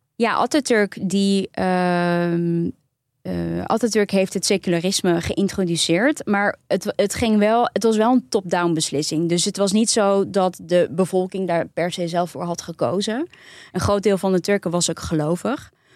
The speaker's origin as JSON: {"language": "Dutch", "country": "Netherlands", "said": "ons als Nederlanders"}